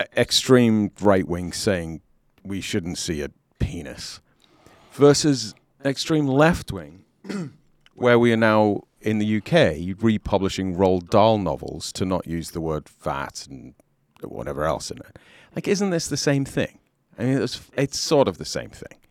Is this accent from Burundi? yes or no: no; United Kingdom; accent: British; moved away as an adult; also born or lived in Southern California; now in United States